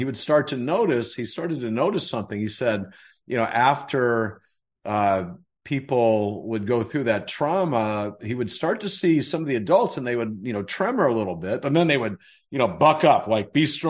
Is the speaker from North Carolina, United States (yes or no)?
yes; North Carolina, United States; where I grew up in North Carolina